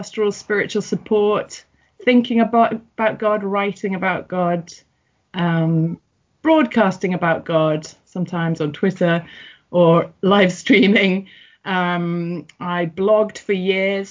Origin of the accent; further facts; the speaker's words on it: St Helens, North West England, United Kingdom; moved away; also born or lived in Everton, Liverpool; I was born in Everton in the Liverpool area, and I grew up in St Helens, which is a massive town